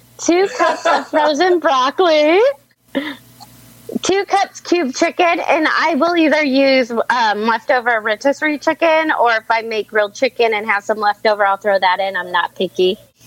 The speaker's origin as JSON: {"language": "English", "town": "Mesa", "region": "Arizona", "country": "United States", "said": "I am from Mesa, Arizona."}